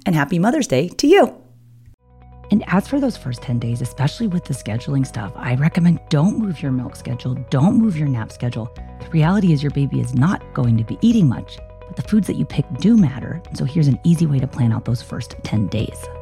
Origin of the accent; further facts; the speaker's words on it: Poway, California, United States; my hometown of Poway, California